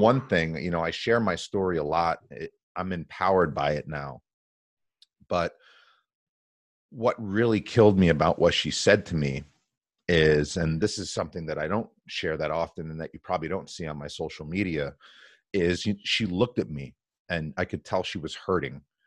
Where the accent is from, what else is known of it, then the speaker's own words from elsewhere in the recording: New Jersey, United States; born and raised in New Jersey.